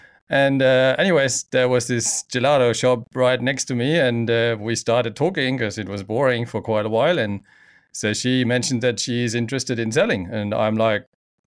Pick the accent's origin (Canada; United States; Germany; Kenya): Germany; now in Geraldton, Australia; Well, I immigrated in 2012 from Germany and loved it. Came straight to Geraldton.